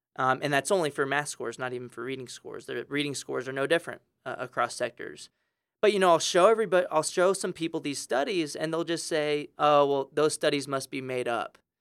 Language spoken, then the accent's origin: English; San Antonio, Texas, United States; I grew up in San Antonio, Texas